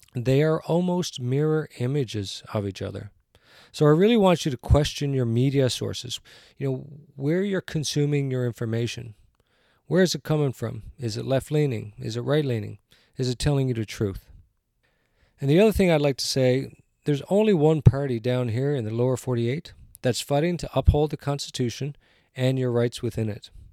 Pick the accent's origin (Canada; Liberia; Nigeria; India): Canada; now in United States; I'm a Canadian, but I live in the United States